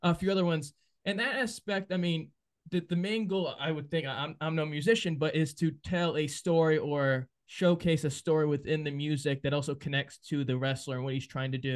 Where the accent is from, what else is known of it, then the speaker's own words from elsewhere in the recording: New England, United States; I'm from New England